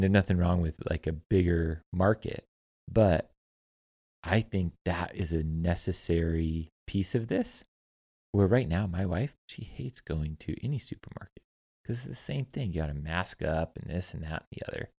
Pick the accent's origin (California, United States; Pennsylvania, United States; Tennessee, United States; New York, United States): California, United States; moved away; I come from California